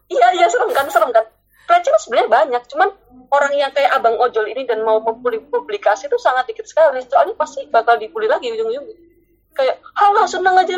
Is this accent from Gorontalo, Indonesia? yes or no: no; Surabaya, East Java, Indonesia; accent: Surabaya dialect; jadi karena aku orang Surabaya dan aku selalu kebiasaan ngomong bahasa dialek Surabaya jadi bahasa Indonesia aku agak kacau menurut aku